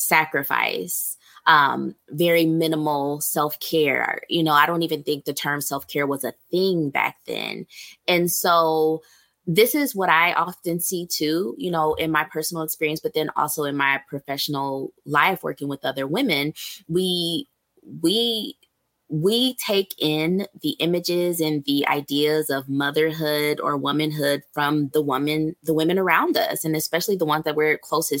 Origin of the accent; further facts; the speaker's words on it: Ohio, United States; moved away; I'm from Ohio originally